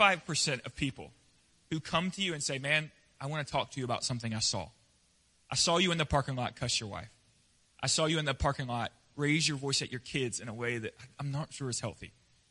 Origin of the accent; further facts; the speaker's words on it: the West, United States; I grew up in the West. And we hang out on the back porch.